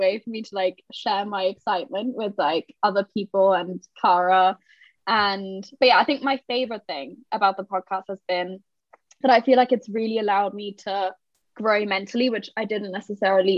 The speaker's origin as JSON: {"language": "English", "country": "Germany", "tie": "born or raised there", "moved": "as an adult", "lives_now": "London, United Kingdom", "said": "I'm kind of a mix of German, Portuguese, and I lived in Germany till I was 18"}